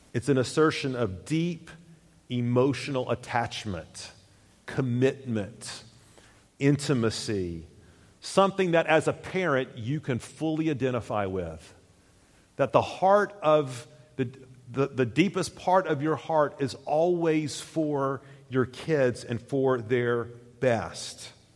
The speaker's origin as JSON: {"language": "English", "region": "Tennessee", "country": "United States", "said": "I'm from Tennessee"}